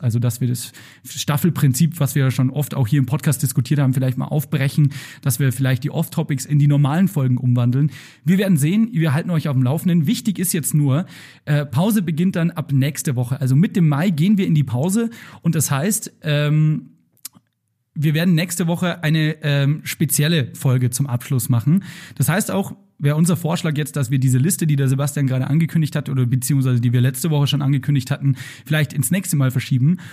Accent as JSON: {"language": "German", "town": "Straubing", "region": "Bavaria", "country": "Germany", "tie": "born or raised there", "moved": "yes", "lives_now": "Munich, Germany", "said": "das Straubinger Volksfest, also aus meiner Heimat"}